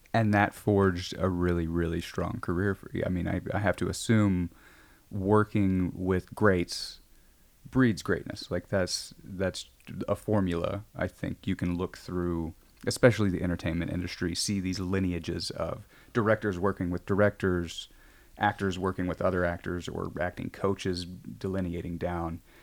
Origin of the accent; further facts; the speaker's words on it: Midwest, United States; now in Los Angeles, United States; I'm from the Midwest